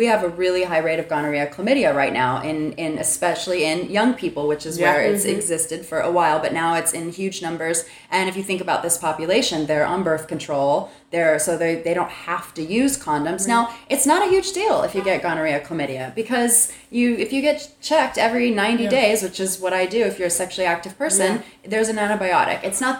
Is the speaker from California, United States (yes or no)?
no; Texas, United States; now in Los Angeles, United States; growing up in Texas, living in a city like